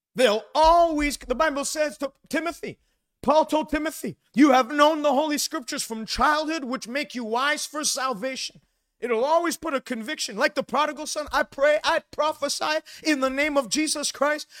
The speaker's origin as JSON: {"language": "English", "region": "Quebec", "country": "Canada", "tie": "born or raised there", "said": "I grew up in Quebec"}